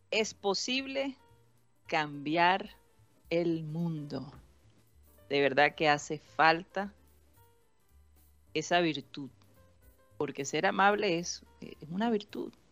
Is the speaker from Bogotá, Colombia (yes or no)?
no; Tolima, Colombia; yo ah, soy de Tolima.